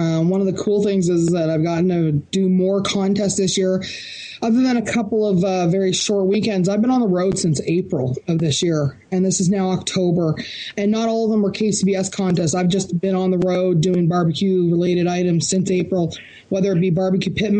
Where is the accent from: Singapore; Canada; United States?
Canada; Barrie, Ontario; the Canadian National Opens or Canadian Championships are here in my hometown of Barrie, Ontario.